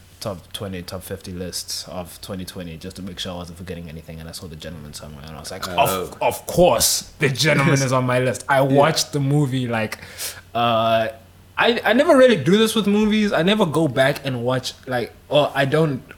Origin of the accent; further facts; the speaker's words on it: South Africa; I'm South African